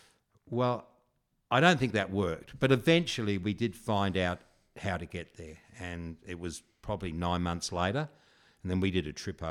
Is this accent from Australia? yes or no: yes; South Australia, Australia; I mean, even when I grew up in South Australia, my mum and dad used to drop me this place called Southport.